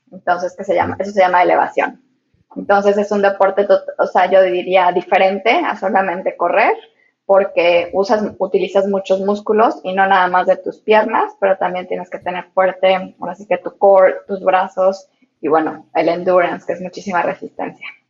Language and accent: Spanish; Mexico; now in Hong Kong; Yo soy de México